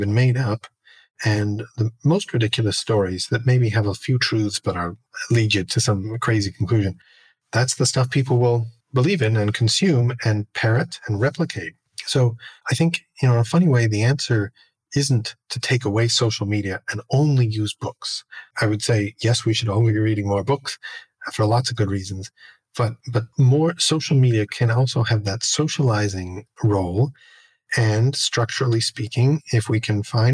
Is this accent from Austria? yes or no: no; Canada; I'm Canadian